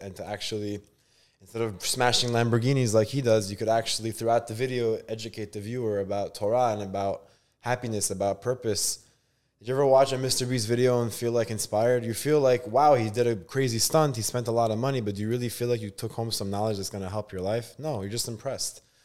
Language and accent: English; New York City, New York, United States; born or raised there; also born or lived in Israel